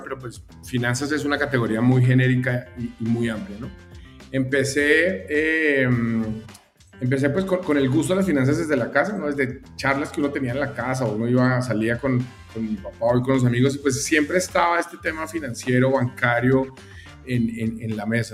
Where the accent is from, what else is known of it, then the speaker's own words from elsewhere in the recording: Colombia; moved away as an adult; now in Mexico; soy colombiano, ya, ya llevo ya unos, añitos acá en México